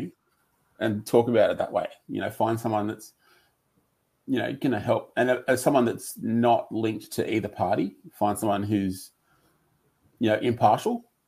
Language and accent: English; Lismore, New South Wales, Australia; I grew up in Lismore, which is up near the Queensland border.